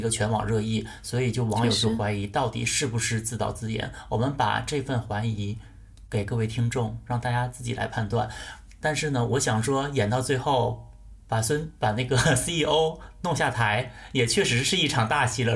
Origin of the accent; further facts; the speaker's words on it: Northeast China, China; 我作为一个东北人